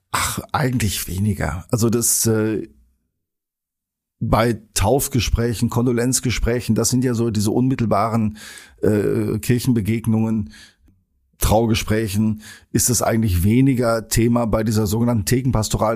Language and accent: German; Sauerland, North Rhine-Westphalia, Germany; now in Geseke, Germany; bin ich äh, Sauerländer und als solcher mit Schützenfest groß geworden